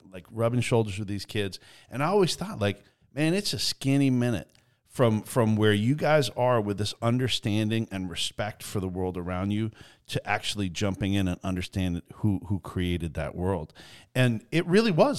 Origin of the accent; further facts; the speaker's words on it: Eastern Canada, Canada; I grew up in Eastern Canada